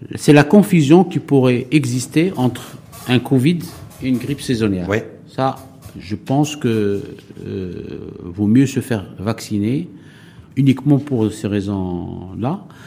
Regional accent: Morocco; en tant que bon Marocain

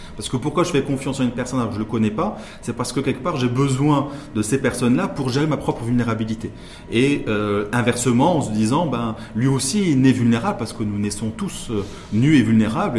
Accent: Morocco; en tant que Marocain

